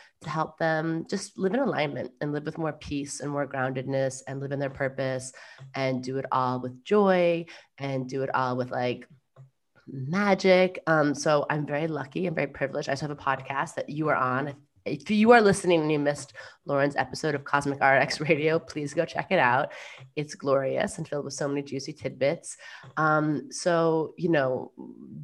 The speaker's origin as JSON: {"language": "English", "region": "New York", "country": "United States", "said": "I'm a New Yorker through and through."}